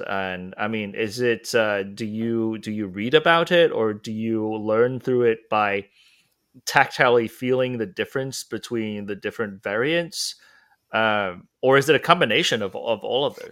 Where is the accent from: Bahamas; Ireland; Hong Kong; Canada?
Hong Kong; moved away; when I was in Hong Kong, I was only reading it, and of course, I didn't say it in school